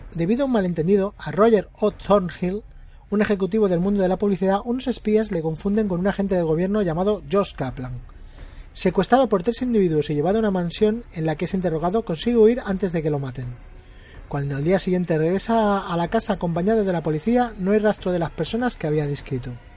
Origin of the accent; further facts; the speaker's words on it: Spain; Pues yo soy español